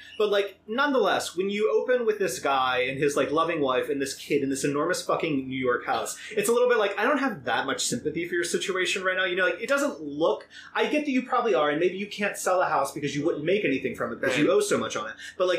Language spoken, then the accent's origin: English; Ireland; I was from Ireland, that's why I have this ridiculous accent.